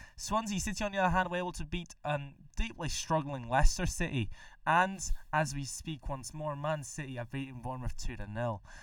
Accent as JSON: {"language": "English", "country": "Mexico", "moved": "yes", "said": "back in my home country, Mexico"}